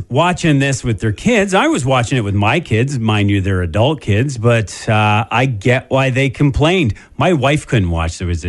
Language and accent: English; Canada; since we're Canadian